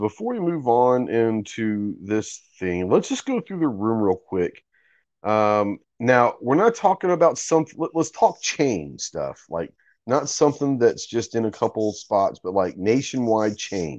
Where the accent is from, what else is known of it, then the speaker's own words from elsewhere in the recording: New York, United States; And I'm a New Yorker, but New Haven, Connecticut has some of the best.